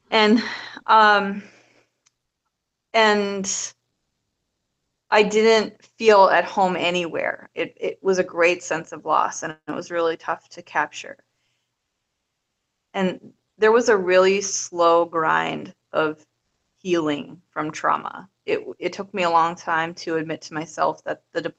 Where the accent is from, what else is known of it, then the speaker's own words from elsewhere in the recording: Minnesota, United States; I'm from Minnesota, but I moved all over the place.